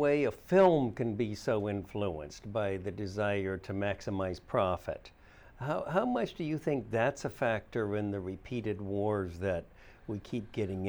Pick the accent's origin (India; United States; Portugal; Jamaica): United States; Midwest; because I was raised in the Midwest, son of a Navy officer